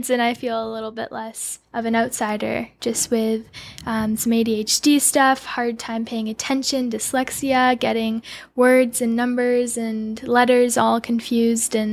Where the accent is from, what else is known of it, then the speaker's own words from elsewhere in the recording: Burlington, Ontario, Canada; Ontario, Burlington.